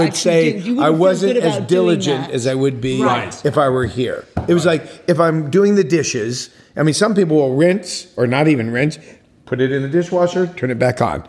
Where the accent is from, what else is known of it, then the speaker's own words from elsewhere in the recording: United States; moved away as an adult; now in France; the arrogant American, me